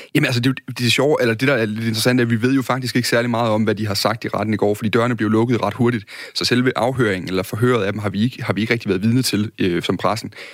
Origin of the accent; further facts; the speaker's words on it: Midtfyn, Southern Denmark, Denmark; der hvor jeg kommer fra på Midtfyn